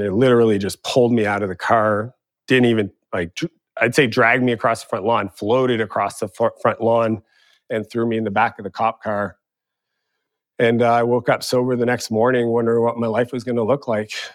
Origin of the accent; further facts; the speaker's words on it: Eastern Canada, Canada; moved away; also born or lived in San Francisco; growing up in Eastern Canada